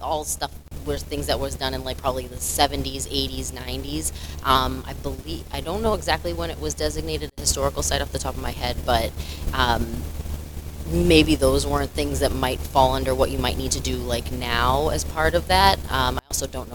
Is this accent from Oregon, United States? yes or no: no; Lynn, Massachusetts, United States; also born or lived in Revere, Massachusetts / Florida; I'm from Lynn for the most part. When I was born, my parents lived in Revere, but we moved here within 4 years of that.